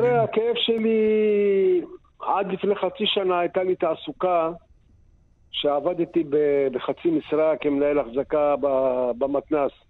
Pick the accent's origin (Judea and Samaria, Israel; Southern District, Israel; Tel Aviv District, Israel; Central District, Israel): Southern District, Israel; Sderot; אנחנו, אני ואשתי נולדנו בשדרות. אנחנו כבר בני 65.